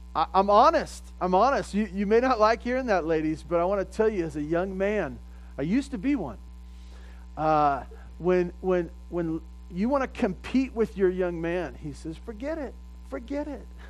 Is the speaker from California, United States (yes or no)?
yes; California, United States; I grew up in California and we never talked like